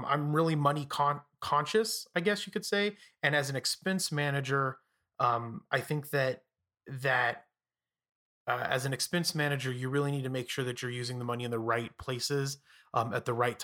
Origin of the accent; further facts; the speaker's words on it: Phoenix, Arizona, United States; I'm from Phoenix